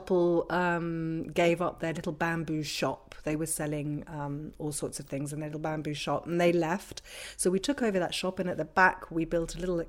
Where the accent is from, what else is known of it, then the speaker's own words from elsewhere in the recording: London, United Kingdom; moved away as an adult; now in Ibiza, Spain; I was born and raised in London